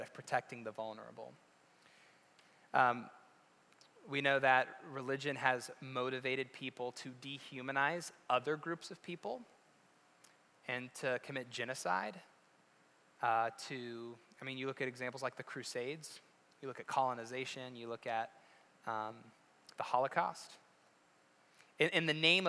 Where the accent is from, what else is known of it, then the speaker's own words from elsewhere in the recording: West Virginia, United States; moved away; I'm from West Virginia. We didn't even have sports.